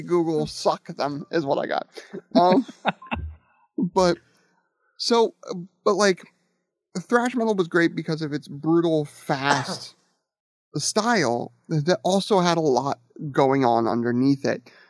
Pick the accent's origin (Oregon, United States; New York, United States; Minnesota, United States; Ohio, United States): Ohio, United States; Akron; when I was growing up in the Akron Kent area in the metal scene